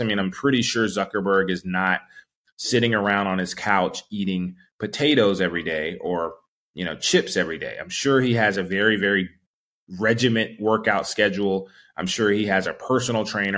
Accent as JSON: {"language": "English", "town": "Charlotte", "region": "North Carolina", "country": "United States", "tie": "born or raised there", "said": "I grew up in Charlotte"}